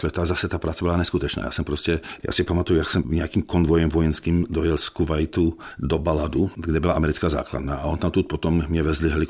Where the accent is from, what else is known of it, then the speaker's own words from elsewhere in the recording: Ostrava, Moravian-Silesian Region, Czechia; já prostě jsem z Ostravy, já jsem byl průměrný žák, já jsem měl na gymnáziu trojky.